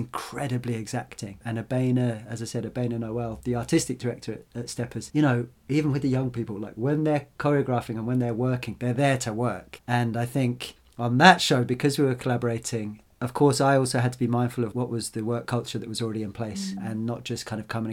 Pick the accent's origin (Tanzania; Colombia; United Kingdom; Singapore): United Kingdom; the Fens, East Anglia, East of England; I grew up in the Fens, this area of East Anglia